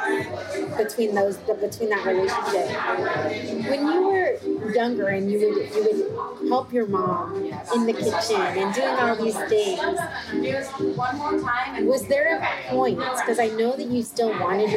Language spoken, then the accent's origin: English; San Diego, California, United States; I grew up in San Diego